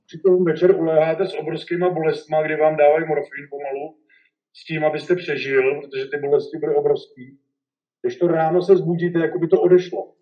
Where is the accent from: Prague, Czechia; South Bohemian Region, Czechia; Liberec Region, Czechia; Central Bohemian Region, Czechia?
Central Bohemian Region, Czechia; Benátky nad Jizerou; to už jsme se stěhovali z Benátek na Dizerou na Horka